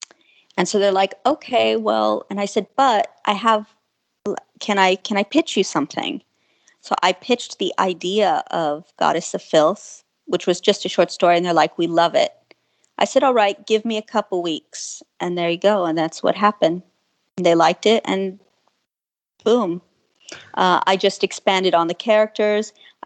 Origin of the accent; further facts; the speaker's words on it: San Antonio, Texas, United States; I'm from San Antonio, Texas.